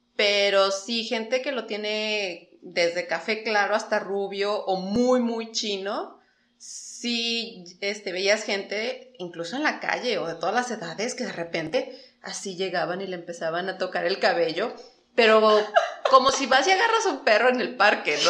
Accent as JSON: {"language": "Spanish", "country": "Mexico", "also_born_or_lived": "Japan", "moved": "as an adult", "said": "soy de México, soy mexicana"}